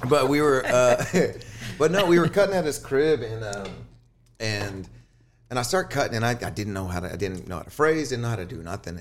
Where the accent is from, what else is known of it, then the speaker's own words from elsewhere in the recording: Houston, Texas, United States; now in Austin, United States; I'm from Houston and, and, uh, born and raised out there